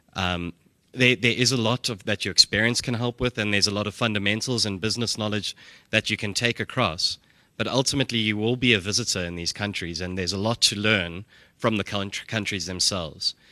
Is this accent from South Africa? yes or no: yes; South Africa; being a South African myself